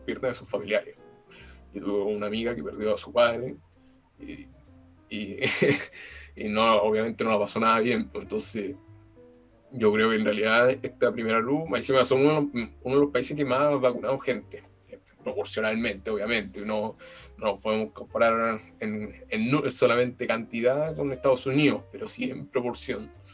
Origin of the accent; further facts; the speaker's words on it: Chile; nosotros como chilenos